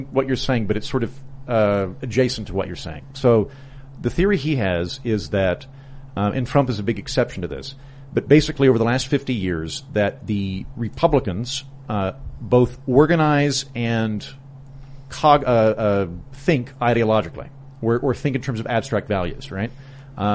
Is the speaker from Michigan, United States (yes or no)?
no; Oklahoma, United States; moved away; also born or lived in New York; I'm from Oklahoma and I have all these conservative friends